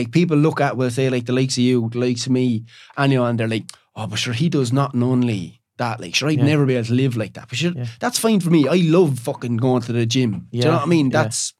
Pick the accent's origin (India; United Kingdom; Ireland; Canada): Ireland; Like I was a plasterer from Ireland, but I was reading a book about Monk.